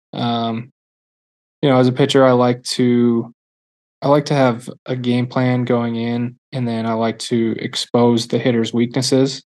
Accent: Milwaukee, Wisconsin, United States; I'm from Milwaukee area, so I was a Brewers fan

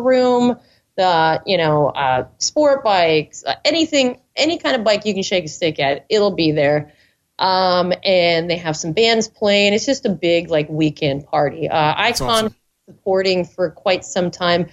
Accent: Fargo, North Dakota, United States; accent: North Dakotan; now in Portland, United States; Do I sound like really North Dakotan there? I'm from Fargo

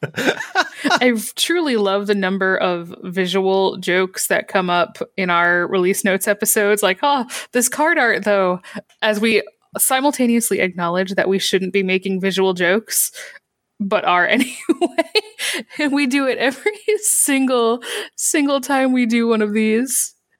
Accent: Michigan, United States; I grew up in Michigan

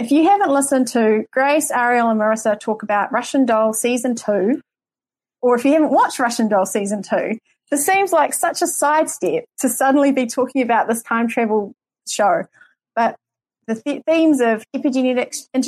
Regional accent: New Zealand; accent: New Zealand; my New Zealand accent

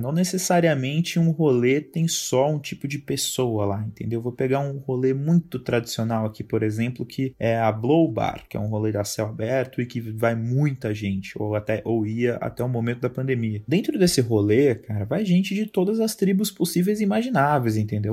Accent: São Bernardo do Campo, São Paulo, Brazil; Eu sou de São Bernardo do Campo, que é uma cidade que, para quem não conhece, fica no ABC Paulista

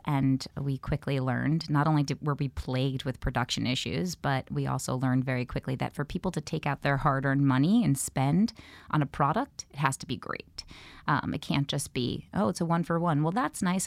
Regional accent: New York, United States; born or raised there

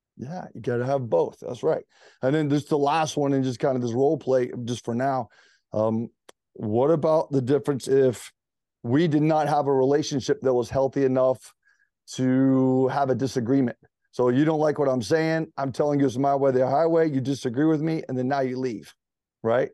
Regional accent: Greenville, South Carolina, United States; moved away as an adult; also born or lived in Charleston, South Carolina; now in Charlotte, United States; I was from Greenville, South Carolina, the upstate

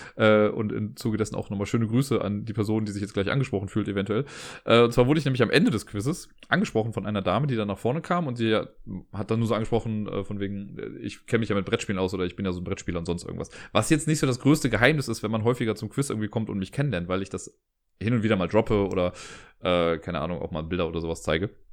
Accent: Cologne, North Rhine-Westphalia, Germany; auch wenn ich gebürtiger Kölner bin

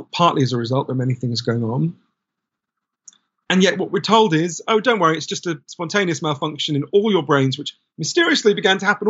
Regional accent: United Kingdom; you and I grew up in Britain.

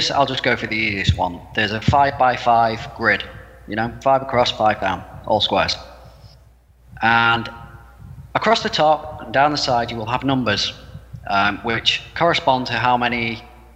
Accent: United Kingdom; I'm British.

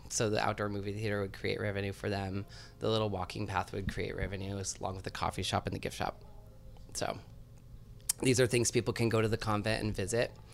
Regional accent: Seattle, Washington, United States; I grew up in Seattle

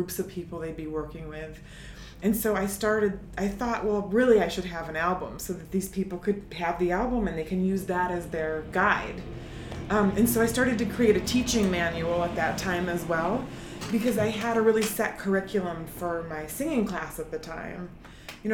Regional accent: Syracuse, New York, United States; I'm from Syracuse.

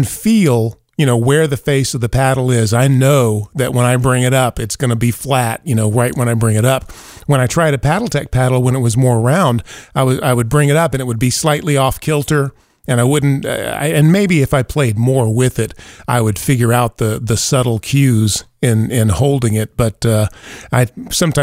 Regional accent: Gulf Coast, United States; I grew up on the Gulf Coast, hot, humid, and playing tennis in the 70s and the 80s

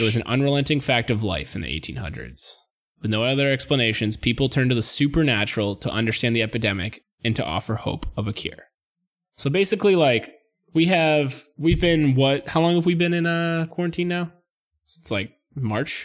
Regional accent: New England, United States; we're from New England

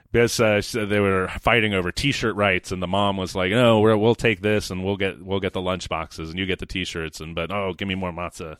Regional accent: Sacramento, California, United States; I'm from Sacramento.

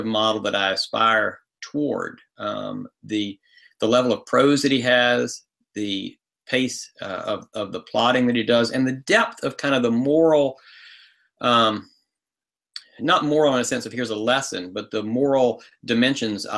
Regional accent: the South, United States; I'm from the South

